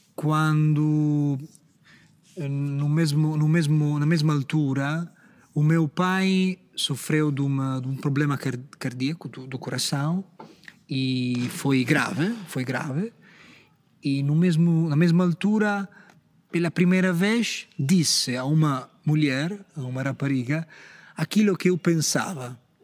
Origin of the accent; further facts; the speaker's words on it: Empoli, Tuscany, Italy; accent: Italian; Portuguese is a second language; moved away as an adult; now in Portugal; eu sou italiano